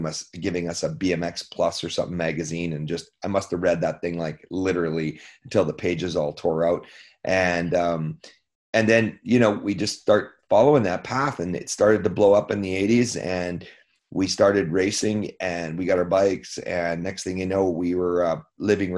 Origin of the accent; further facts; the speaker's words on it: Canada; being a Canadian kid